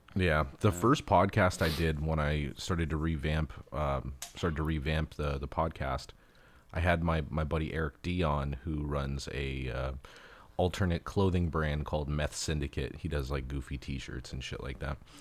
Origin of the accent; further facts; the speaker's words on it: Los Angeles, California, United States; where I grew up in in Los Angeles